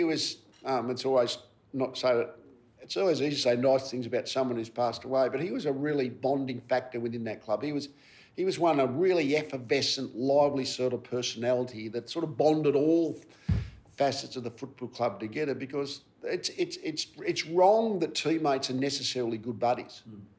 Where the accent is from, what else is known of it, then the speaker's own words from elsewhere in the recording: Frankston, Victoria, Australia; moved away as an adult; also born or lived in Brisbane; I was born just outside Frankston, and I shifted about 15 k's in my first 45 years.